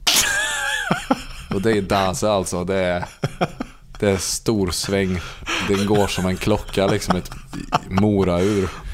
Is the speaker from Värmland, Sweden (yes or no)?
yes; Värmland, Sweden; där vi växte upp i Värmland